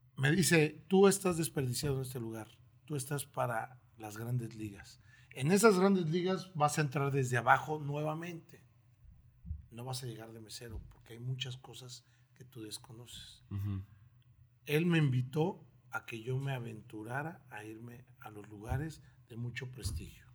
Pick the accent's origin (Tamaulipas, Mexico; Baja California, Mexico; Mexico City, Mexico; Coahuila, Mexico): Mexico City, Mexico; moved away as an adult; also born or lived in Tlaxiaco, Oaxaca; now in Torreón, Mexico; Vengo de la Ciudad de México. Eh, es la primera vez que salgo de ella a provincia. Soy este, originario de la heroica ciudad de Tlajiaco, de Oaxaca